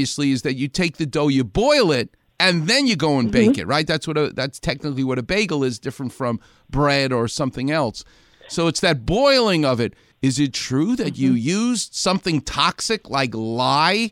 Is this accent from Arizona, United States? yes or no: no; New York City, New York, United States; now in Los Angeles, United States; I still have my accent, thank God. I'm from Far Rockaway